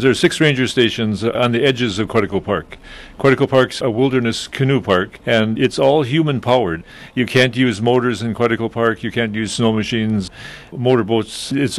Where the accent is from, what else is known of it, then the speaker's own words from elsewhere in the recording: Canada; I'm Canadian, though.